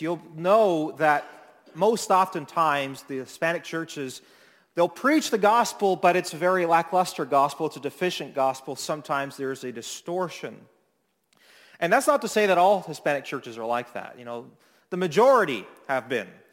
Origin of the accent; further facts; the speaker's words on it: Toronto, Ontario, Canada; moved away as an adult; now in Niagara, Canada; I grew up in Midtown area of Toronto